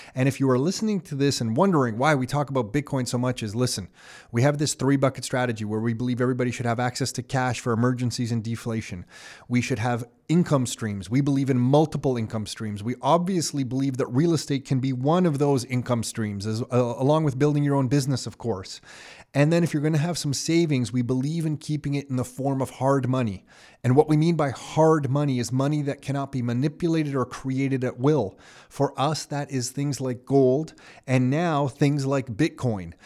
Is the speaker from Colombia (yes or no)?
no; Canada; I grew up middle class in Canada